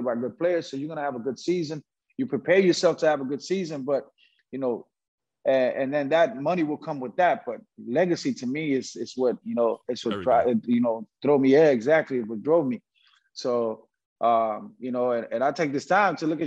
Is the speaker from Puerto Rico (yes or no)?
yes; Puerto Rico; a basketball player growing up in Puerto Rico